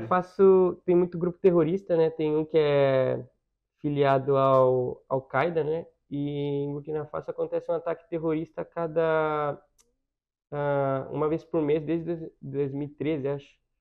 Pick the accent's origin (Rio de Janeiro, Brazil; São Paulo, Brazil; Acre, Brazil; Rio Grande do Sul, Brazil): São Paulo, Brazil; Campinas; moved away as an adult; Eu nasci na capital, mas eu morei minha vida inteira em Campinas